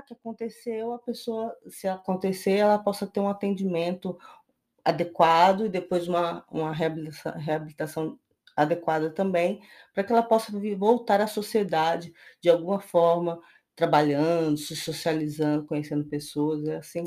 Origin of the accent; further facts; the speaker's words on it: Brazil; a gente, como brasileiro